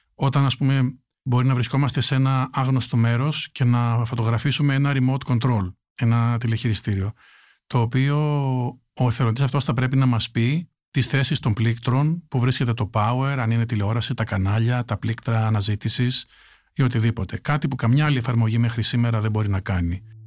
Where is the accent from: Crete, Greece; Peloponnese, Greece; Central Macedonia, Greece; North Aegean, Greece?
Central Macedonia, Greece; a village in Chalkidiki; also born or lived in New York, United States; now in Athens, Greece; Ένα χωριό τη Βόρεια Ελλάδα, στη Χαλκιδική